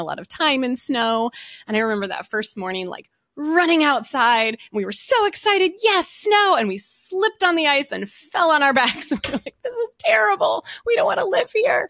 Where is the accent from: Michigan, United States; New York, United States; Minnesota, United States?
Michigan, United States; a suburb of Detroit; also born or lived in Southern California; when I was in elementary school, my dad got a new job and he got transferred and we moved to, uh, a suburb of Detroit. So we moved to Michigan.